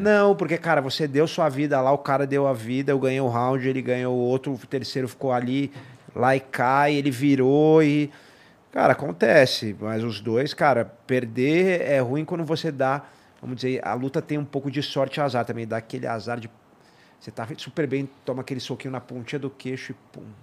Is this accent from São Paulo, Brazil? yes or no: yes; São Paulo, Brazil; also born or lived in San Diego; cresci em São Paulo